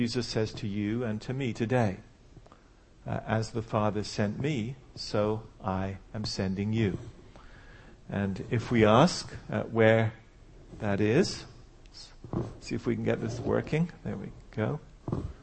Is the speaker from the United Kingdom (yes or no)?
yes; England, United Kingdom; moved away as an adult; also born or lived in Switzerland / St. Louis, United States; now in United States; I'm from England, as you can still tell, just about.